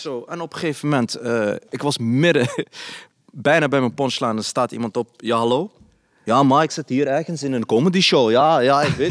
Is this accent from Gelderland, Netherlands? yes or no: yes; Nijmegen, Gelderland, Netherlands; ik ben opgegroeid in Nijmegen, in een Volkswijk, in de Basoost